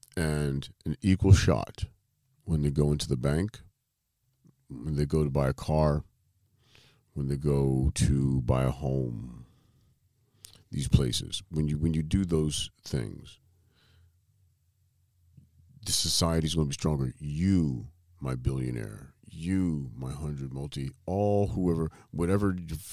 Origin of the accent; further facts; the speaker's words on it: Ohio, United States; I'm from Ohio.